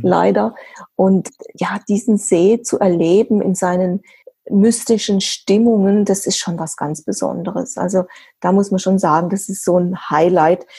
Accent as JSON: {"language": "German", "area": "Black Forest", "region": "Baden-Württemberg", "country": "Germany", "said": "bei uns im Schwarzwald"}